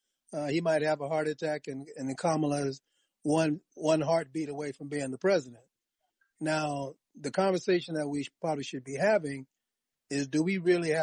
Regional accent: Bay Area, California, United States; I'm from the Bay Area, and she is too.

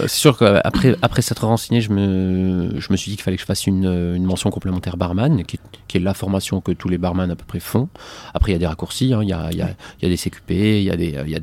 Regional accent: Montpellier, Occitania, France; moved away as an adult; now in Marseille, France; Moi, je suis né près de Montpellier. Ok, d'accord. Et j'ai vécu ben, quasiment mes 25 premières années à Montpellier, en bougeant très peu.

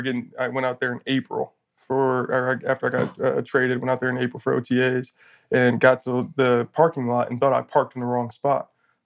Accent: Toledo, Ohio, United States; I was from down the road. I was from Toledo, Ohio. So it was two and a half hours down the road.

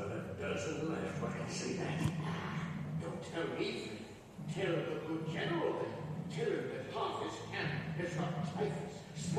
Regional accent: West Coast, United States; Matt and I grew up on the West Coast, so we were closer to Disneyland

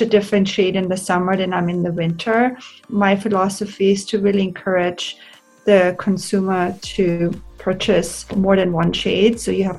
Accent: Austria; moved away as an adult; also born or lived in Hollywood, United States; now in Los Angeles, United States; I'm born and raised in Austria. And I moved to America. I'm an immigrant when I was 23 years old

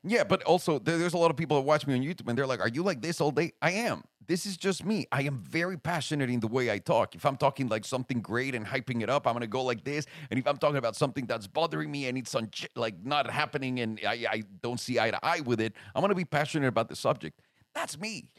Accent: Mexico City, Mexico; moved away; Mexico City, homie. Like, straight up Mexico City.

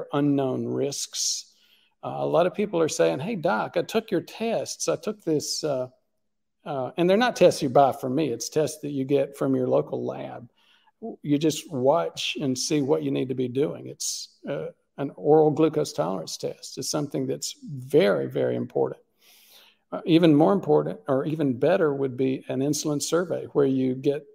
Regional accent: Southeast United States, United States; I grew up in the Southeast United States, the land of sweet tea.

